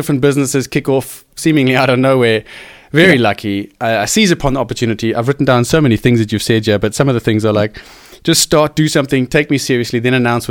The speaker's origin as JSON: {"language": "English", "town": "Cape Town", "region": "Western Cape", "country": "South Africa", "said": "It's brought me back to Cape Town. I'm from Cape Town"}